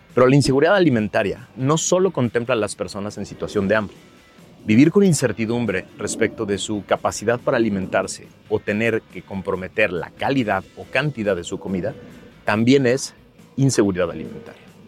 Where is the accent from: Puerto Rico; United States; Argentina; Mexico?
Mexico; nosotros como mexicanos